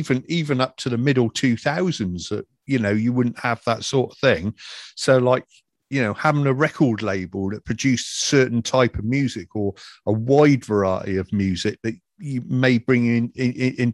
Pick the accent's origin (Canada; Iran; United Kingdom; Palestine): United Kingdom; Wiltshire, South West England; moved away; up near my hometown, or up near Wiltshire